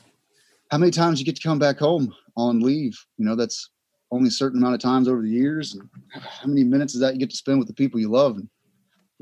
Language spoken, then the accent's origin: English; Southeast Texas, United States; I grew up in Texas, Southeast Texas. I grew up in a trailer park.